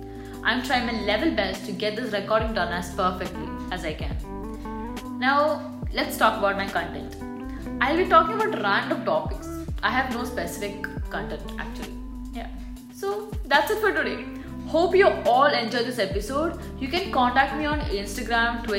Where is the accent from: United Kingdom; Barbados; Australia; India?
India; now in United Arab Emirates; I'm an Indian who resides in UAE